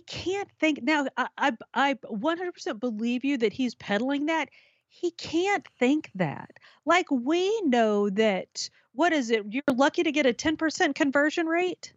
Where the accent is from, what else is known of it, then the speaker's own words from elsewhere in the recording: Minnesota, United States; in my home state of Minnesota